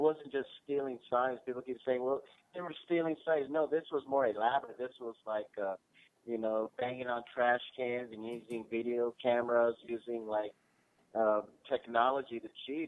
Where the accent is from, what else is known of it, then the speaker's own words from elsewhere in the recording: Los Angeles, California, United States; moved away as an adult; now in Charlotte, United States; I'm from Los Angeles originally